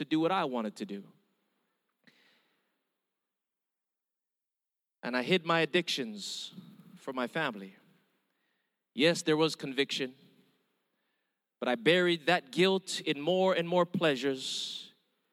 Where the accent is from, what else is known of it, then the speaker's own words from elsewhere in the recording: Hawaii, United States; first language Hawaiian Pidgin; English is a second language; I'm Filipino, Mexican, and German, born and raised in Hawaii, but with an Indian name